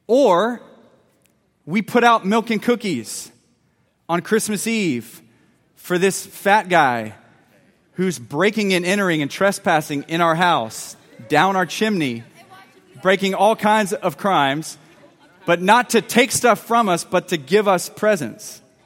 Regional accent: Lynchburg, Virginia, United States; I was born in Virginia Baptist Hospital in Lynchburg, Virginia

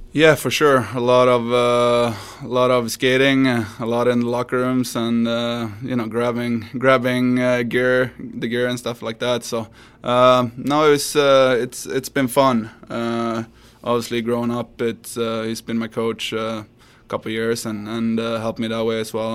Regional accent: Sweden; moved away

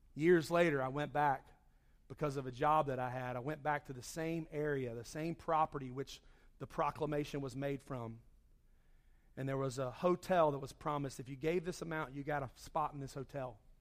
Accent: Charlotte, North Carolina, United States; moved away; I grew up in Charlotte

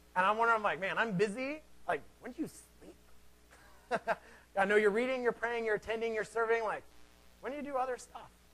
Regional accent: Seattle, Washington, United States; I am from Seattle

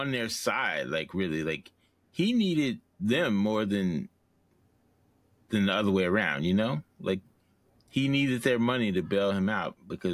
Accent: Mississippi, United States; moved away; growing up in Mississippi, our pastor had everybody convinced

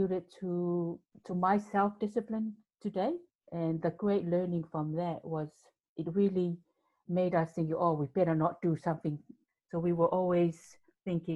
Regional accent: Samoa; now in New Zealand; growing up in the islands, and I was born in Samoa, and being the youngest of seven children

